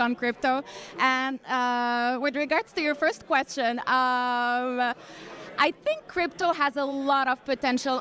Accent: Morocco; moved away as an adult; also born or lived in France; now in Boston, United States; I'm from Morocco, but I left Morocco when I was 18 and went to France to pursue legal studies there in France

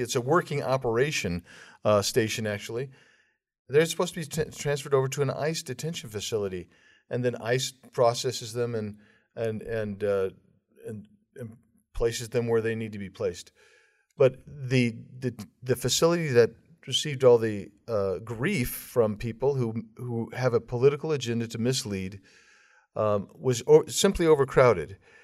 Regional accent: Arizona, United States; my home state of Arizona

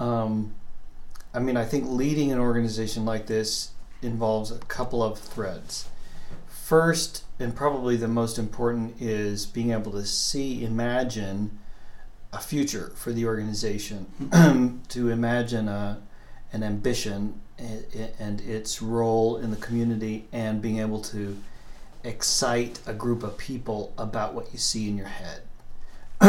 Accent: Atlanta, Georgia, United States; moved away as an adult; also born or lived in Waco, Texas / New York, United States / Pittsburgh, United States; now in Portland, United States; I grew up in Atlanta

